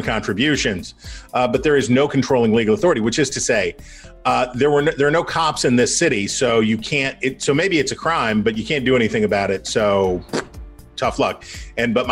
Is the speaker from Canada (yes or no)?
no; Wheeling, West Virginia, United States; my hometown of Wheeling, West Virginia